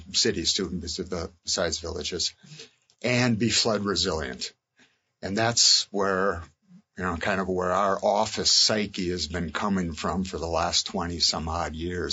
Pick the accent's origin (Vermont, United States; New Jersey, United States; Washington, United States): Vermont, United States; Montpelier; my hometown of Montpelier